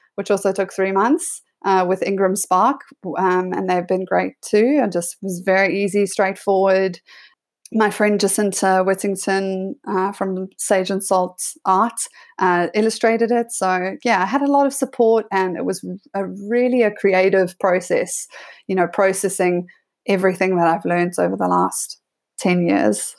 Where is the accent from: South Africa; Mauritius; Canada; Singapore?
South Africa; moved away as an adult; also born or lived in Sydney, Australia; my brother and I grew up there.